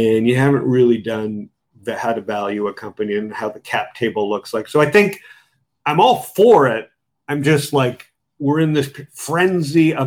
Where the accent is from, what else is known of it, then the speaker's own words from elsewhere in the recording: Canada; I'm from Canada. I'm conservative.